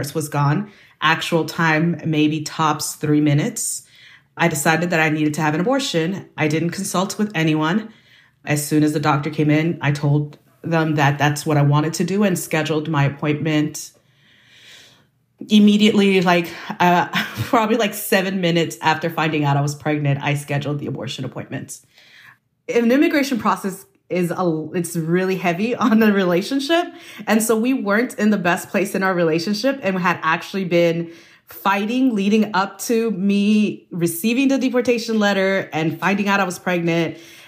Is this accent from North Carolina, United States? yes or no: no; Bay Area, California, United States; I grew up in the Bay Area. I migrated with my family to the United States when I was 5